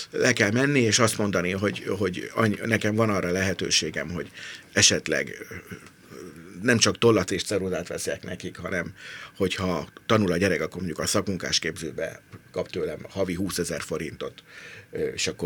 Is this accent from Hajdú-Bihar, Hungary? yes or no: no; Miskolc, Borsod-Abaúj-Zemplén, Hungary; az egész közeg, amiből származom, én, eh, a, a, az egész, ahogy, ahogy nézem a világot hogy nézem a világot. Tehát pont ez a budai kérkedők, nagyképűek, ez nekem Miskolcról nézve a, a lakótelepről